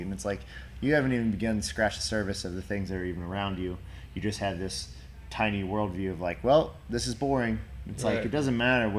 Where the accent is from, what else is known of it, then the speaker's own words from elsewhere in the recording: Cincinnati, Ohio, United States; I'm from Cincinnati area. So like, you know, still a small city, but not necessarily a super small town